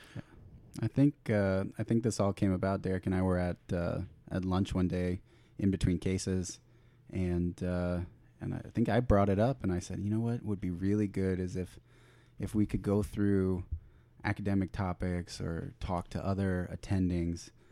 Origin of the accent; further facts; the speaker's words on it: Florida, United States; I'm originally from Florida